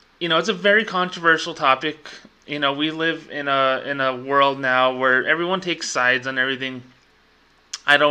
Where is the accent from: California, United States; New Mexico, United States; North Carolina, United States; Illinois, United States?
New Mexico, United States; Socorro; New Mexico Tech, my hometown's college